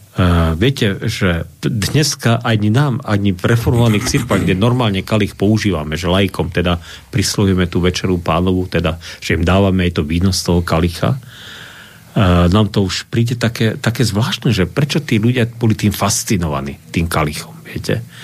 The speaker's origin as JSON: {"language": "Slovak", "country": "Slovakia", "said": "Však som Slovák"}